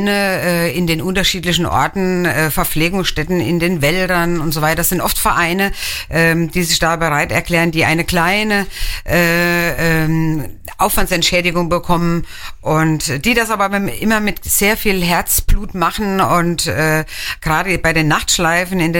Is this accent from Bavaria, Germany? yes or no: no; Hennweiler, Rhineland-Palatinate, Germany; Ich bin selber auch aus Hennweiler.